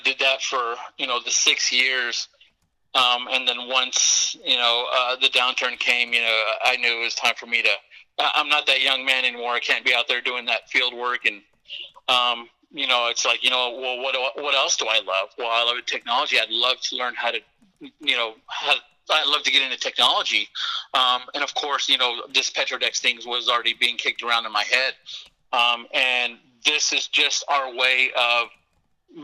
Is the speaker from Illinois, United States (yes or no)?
no; Odessa, Texas, United States; now in Austin, United States; I was born and raised in Odessa